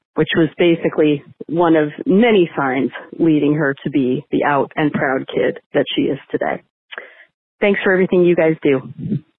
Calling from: Washington, District of Columbia, United States; I'm calling from Washington, D C

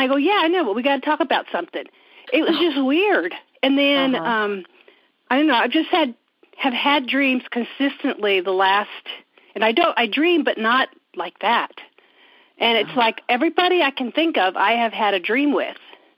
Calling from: Indiana, United States; I'm calling from Indiana.

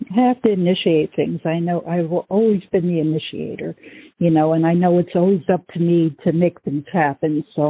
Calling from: Oregon, United States; from Oregon.

